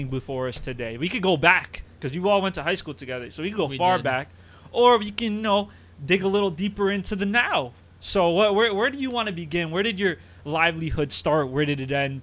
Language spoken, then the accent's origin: English; Uruguay; I'm a Hispanic man. I'm from Uruguay